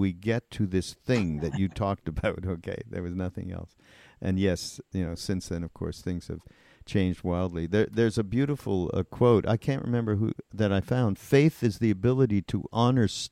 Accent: Montreal, Quebec, Canada; I'm from Montreal

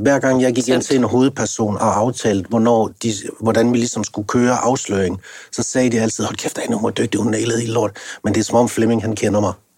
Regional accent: North Jutland, North Denmark Region, Denmark; jeg kommer ligesom jeg er op fra Nordjylland

